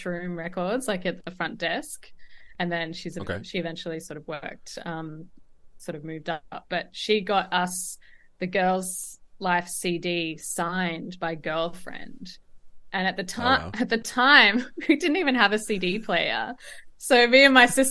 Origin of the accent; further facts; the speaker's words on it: Tasmania, Australia; I grew up in Tasmania, which is probably about the same size as Ireland